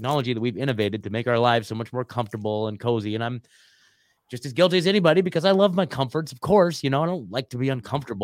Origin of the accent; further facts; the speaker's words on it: Oregon, United States; moved away as an adult; also born or lived in Eugene, Oregon; now in Nashville, United States; I'm born and raised in Oregon, lived there my whole life